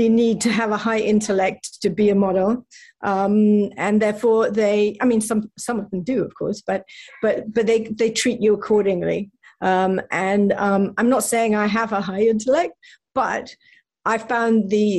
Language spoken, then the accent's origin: English; England, United Kingdom; now in United States; being British